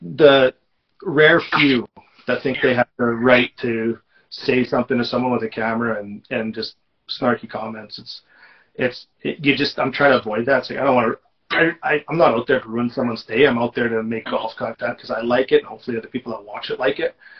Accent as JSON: {"language": "English", "region": "Manitoba", "country": "Canada", "tie": "born or raised there", "moved": "yes", "said": "growing up in Manitoba"}